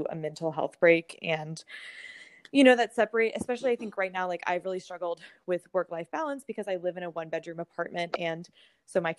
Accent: Texas, United States; now in Houston, United States; I'm from Texas originally

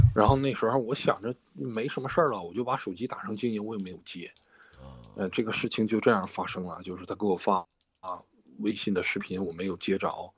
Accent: Liaoning, China; now in Beijing, China; 我们俩都在北京哈，他也是咱们辽宁人

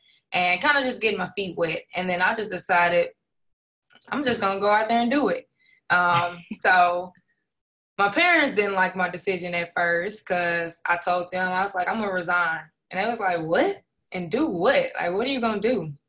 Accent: Dallas, Texas, United States; I'm from Dallas, Texas. I went to the great Duncanville High School

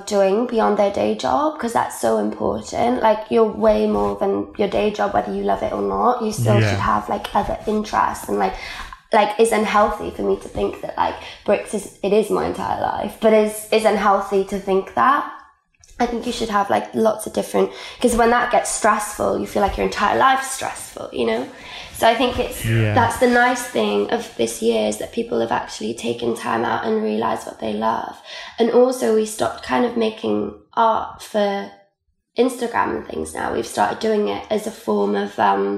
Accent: Wales, United Kingdom; first language Welsh; English is a second language; I went to an all Welsh language school, so my first language is actually Welsh. All my education was in Welsh.

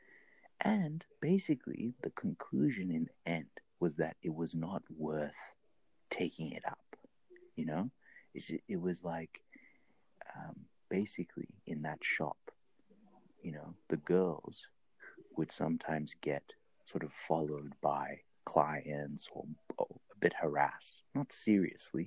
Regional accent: Zimbabwe; I'm from Zimbabwe

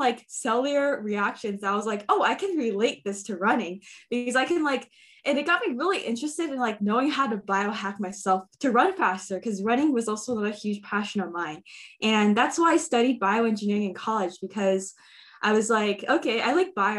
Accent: Bay Area, California, United States; born and raised in the Bay Area

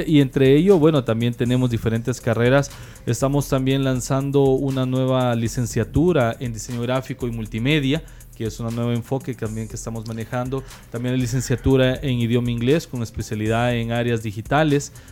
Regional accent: El Salvador; nosotros como salvadoreños, ¿verdad?

